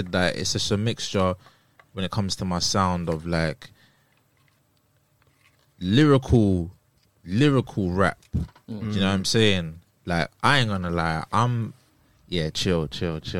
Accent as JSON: {"language": "English", "region": "London", "country": "United Kingdom", "said": "I'm a rapper from Islington, North London"}